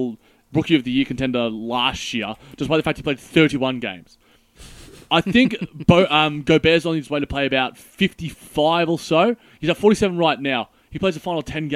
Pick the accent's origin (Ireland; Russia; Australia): Australia; us Aussies